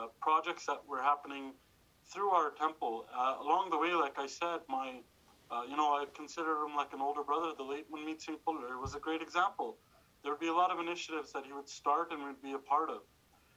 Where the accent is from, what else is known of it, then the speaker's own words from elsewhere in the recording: Calgary, Alberta, Canada; also born or lived in Dubai; I was born in Dubai, moved here to Calgary, the greatest city in the world, and to the greatest riding in the world, when I was just 5 years old